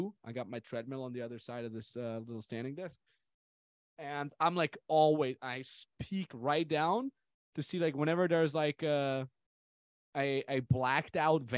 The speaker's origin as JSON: {"language": "English", "country": "Austria", "tie": "born or raised there", "said": "Austrian Alps, just my hometown"}